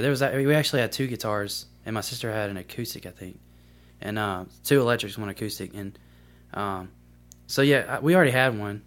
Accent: Columbus, Mississippi, United States; also born or lived in Greenville, Mississippi; I'm from, uh, originally from Greenville, Mississippi, but I moved to Columbus when I was about three. So, I kinda grew up in Columbus, Mississippi.

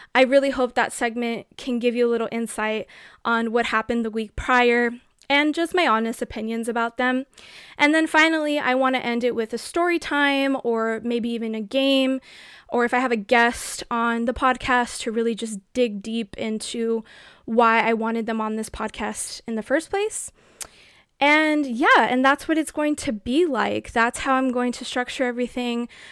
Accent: United States; as an American

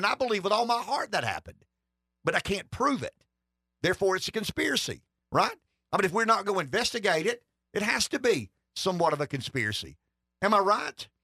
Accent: Pamplico, South Carolina, United States; I'm from Pamplico.

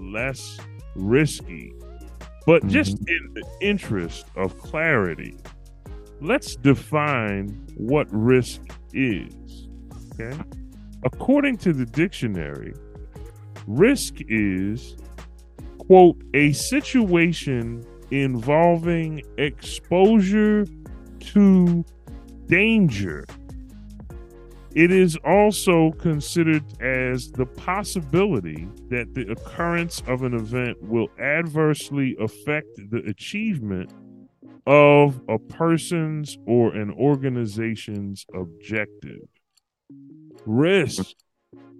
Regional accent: Philadelphia, Pennsylvania, United States; moved away as an adult; now in Walla Walla, United States; I moved from my hometown, Philadelphia, PA, all the way out to Walla Walla, Washington

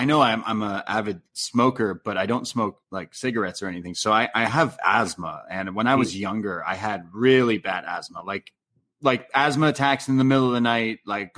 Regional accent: Canada; accent: Canadian; Making fun of my Canadian accent.

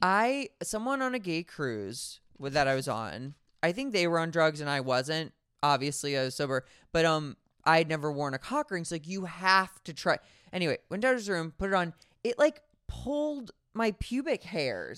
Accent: United States; my dumb American ass

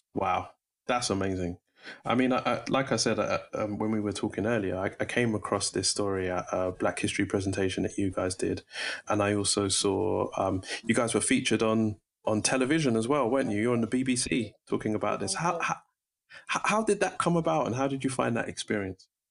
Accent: London, United Kingdom; I was born in Brixton

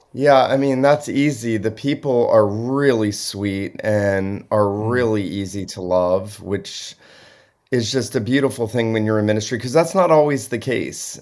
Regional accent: Southeast Georgia, United States; where I grew up in Southeast Georgia

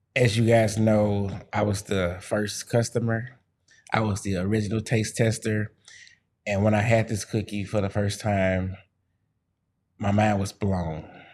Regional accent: Missouri, United States; I'm from the Show Me State

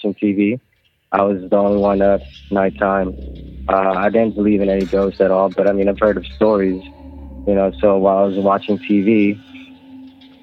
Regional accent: Philippines; now in Los Angeles, United States; I was born and raised in the Philippines

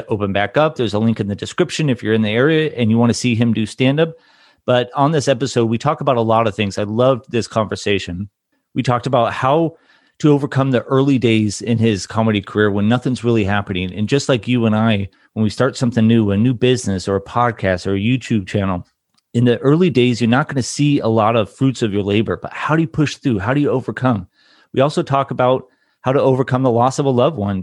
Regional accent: Newport Beach, California, United States; moved away as an adult; also born or lived in Anthem, Arizona; I grew up in Newport Beach, Orange County area

